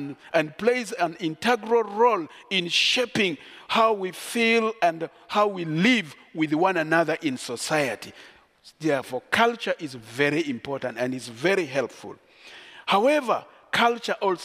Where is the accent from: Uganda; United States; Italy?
Uganda; I am so proud to be a Kuku by tribe. I grew up in Uganda